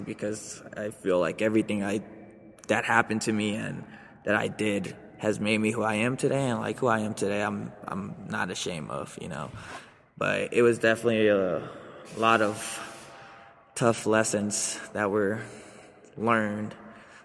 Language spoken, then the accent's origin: English; Aurora, Colorado, United States; also born or lived in Mexico / Atlanta, Georgia; So we had to make a move over to Denver. Moved over to Aurora first, and we stayed with some aunties.